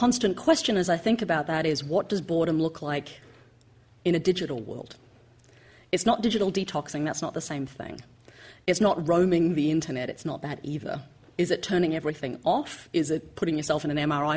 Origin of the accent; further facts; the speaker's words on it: Australia; Judy and I, growing up in Australia